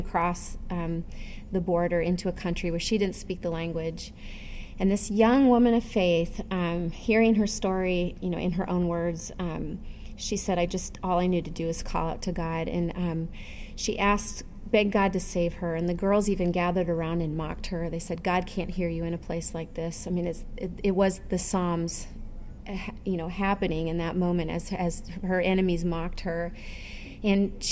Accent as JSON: {"language": "English", "country": "United States", "said": "as an American Christian"}